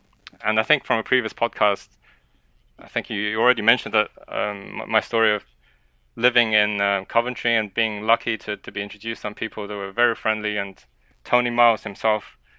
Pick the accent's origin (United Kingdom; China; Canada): China; born there; English is a second language; I was born in China, and I was playing various board games, and I just so happened to enjoy chess the most